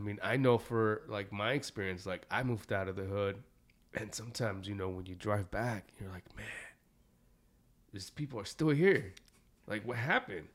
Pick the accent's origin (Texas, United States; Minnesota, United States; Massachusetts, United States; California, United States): California, United States; Santa Ana; me growing up in Santa Ana